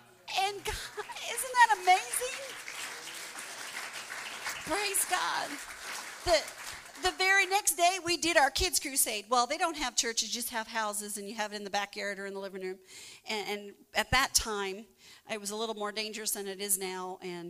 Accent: Canada; I've been, as a Canadian, I can go there quite easily.

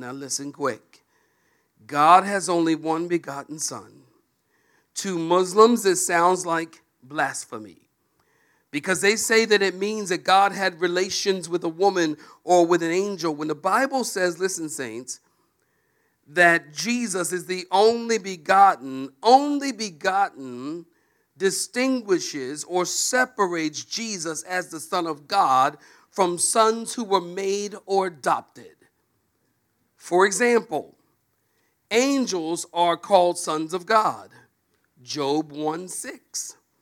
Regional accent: Philadelphia, Pennsylvania, United States; moved away; also born or lived in Oceanside, California; I'm from Philadelphia originally. And I am a street kid.

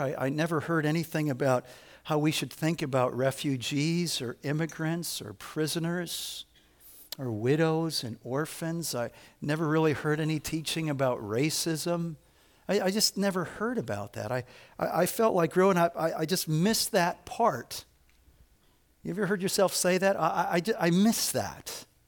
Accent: Evanston, Illinois, United States; I grew up in Evanston, Illinois, so it's the first suburb north of Chicago

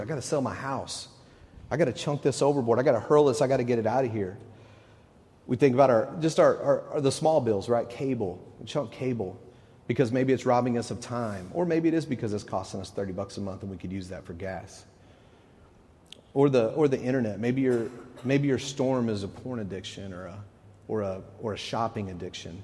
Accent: Texas, United States; moved away as an adult; now in Knoxville, United States; When we moved to Knoxville, we're from Texas, and we've only been here a couple months

